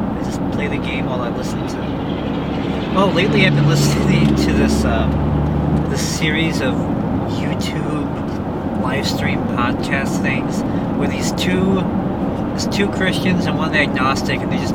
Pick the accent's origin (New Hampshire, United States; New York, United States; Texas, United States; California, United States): Texas, United States; Brownsville; For me, it's, I get that emotion with the house I grew up in Brownsville.